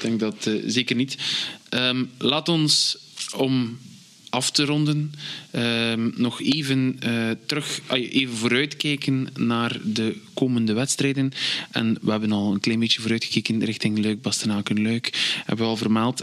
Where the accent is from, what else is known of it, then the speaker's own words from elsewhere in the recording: Belgium; wij Belgen